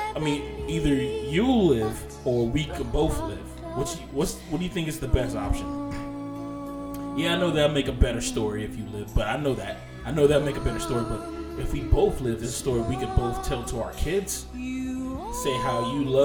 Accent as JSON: {"language": "English", "country": "United States"}